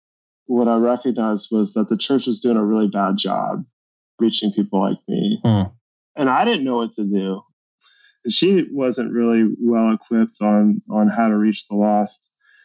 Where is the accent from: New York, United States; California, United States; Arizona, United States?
California, United States; San Francisco Bay Area; now in Massachusetts, United States; I'm from the San Francisco Bay Area, now living in Massachusetts. That's not where I'm originally from